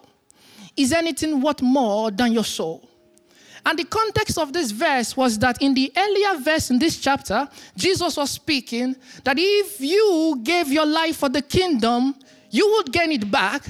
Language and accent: English; Nigeria; now in Berlin, Germany; I am from Nigeria.